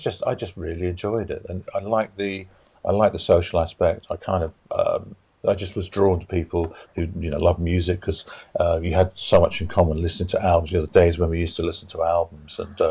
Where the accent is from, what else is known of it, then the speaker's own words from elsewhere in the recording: Bishop's Stortford, East of England, United Kingdom; I was born in Bishop Stortford in Hertfordshire